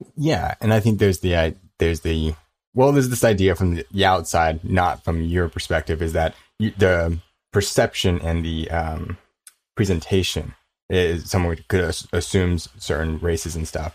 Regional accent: Ontario, California, United States; also born or lived in Koreatown, Los Angeles; I'm in the K Town now, but I grew up in, uh, Inland Empire

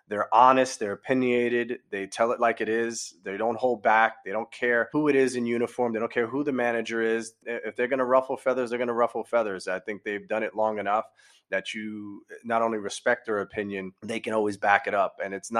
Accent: New York City, New York, United States; as a New Yorker

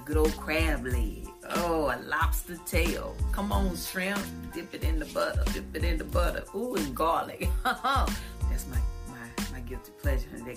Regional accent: Eden, North Carolina, United States; I'm originally from Eden, North Carolina. I'm a small town country girl

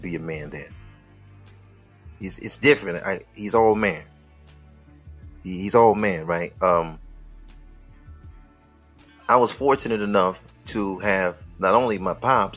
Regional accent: Detroit, Michigan, United States; I'm from Detroit

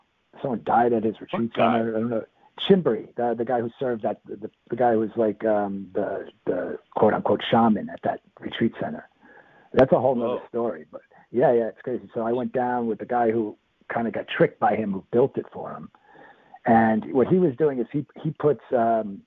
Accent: New York, United States; I'm a New Yorker.

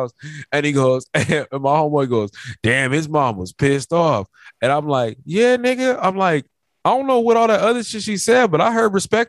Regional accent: Memphis, Tennessee, United States; I'm from Memphis, man.

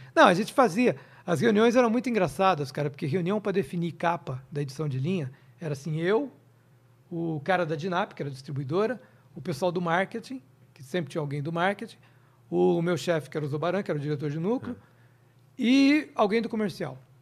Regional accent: interior of Minas Gerais, Brazil; moved away; eu sou do interior de Minas, minha cidade é desse tamanho, 20 mil habitantes

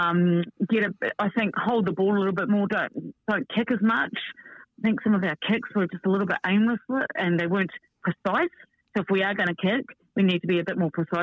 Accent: New Zealand; I'm a Kiwi

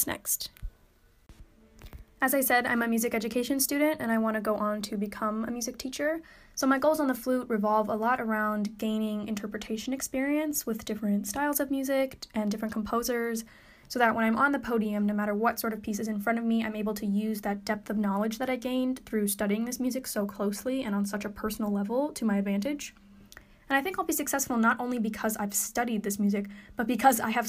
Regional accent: Madison, Wisconsin, United States; moved away as an adult; now in Michigan, United States; I'm originally from Madison, Wisconsin

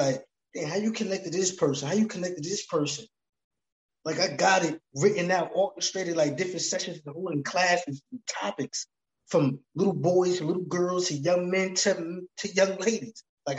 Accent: East Coast, United States; now in Los Angeles, United States; I'm from the East Coast, man. And I got ties all throughout here in LA.

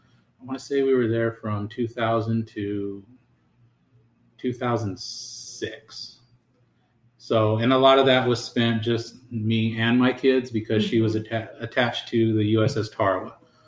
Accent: Lemoore, California, United States; moved away as an adult; So from there, we finally decided that me and the kids would move back to my hometown, which is Lemoore. And we've been living there since 2011, November of 2011. So already, what, 10 years that we've been out there.

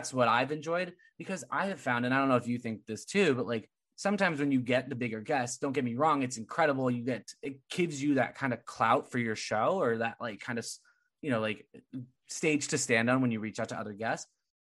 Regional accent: California, United States; And I came from California, so I have no room.

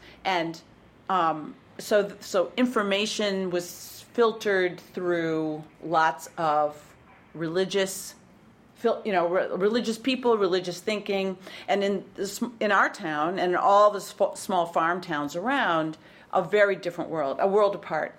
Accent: Berlin, Wisconsin, United States; accent: Midwestern; now in New York, United States; So that's where I grew up, in the heart of Wisconsin. Wow. What town? It's a little town called Berlin. And before World War II, it was called Berlin.

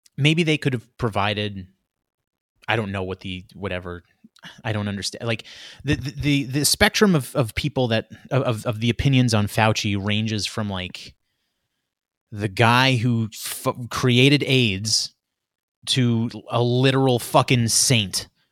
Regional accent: New York City, New York, United States; Queens where I grew up, Queens, uh, the border of Queens, Long Island.

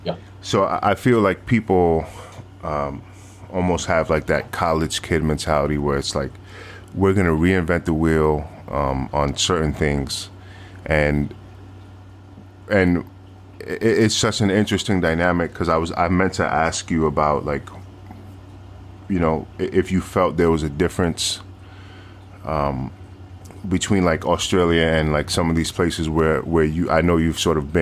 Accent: New York, United States; Like growing up in New York, right? Like, New York is a very international city

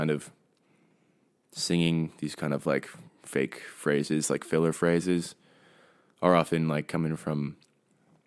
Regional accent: New York City, New York, United States; moved away as an adult; also born or lived in Brooklyn; now in Nashville, United States; I was born and raised in New York and grew up in and around the city

